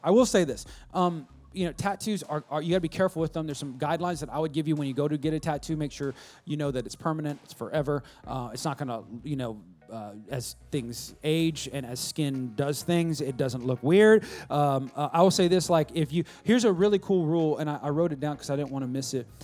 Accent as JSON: {"language": "English", "region": "West Coast", "country": "United States", "tie": "born or raised there", "said": "when I was growing up in the West Coast of the Best Coast"}